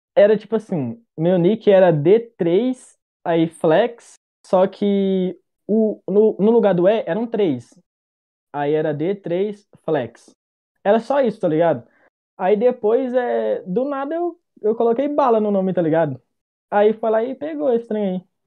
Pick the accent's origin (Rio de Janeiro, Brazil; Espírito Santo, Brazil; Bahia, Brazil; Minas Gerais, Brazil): Minas Gerais, Brazil; Novo Cruzeiro; Eu sou de Minas Gerais, mineirinho, tá ligado? Só que eu sou do interior, sou de Novo Cruzeiro.